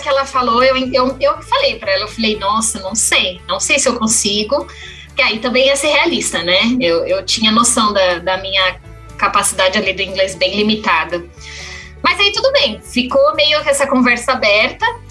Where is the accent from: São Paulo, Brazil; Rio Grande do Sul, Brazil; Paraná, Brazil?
São Paulo, Brazil; São Pedro; moved away as an adult; also born or lived in Botucatu; now in Oklahoma, United States; eu sou de São Paulo, né? Eu nasci em São Paulo. Quando era criança, é, minha família mudou para o interior, então hoje em dia todo mundo vive numa cidade chamada São Pedro, interiorzinho ali de São Paulo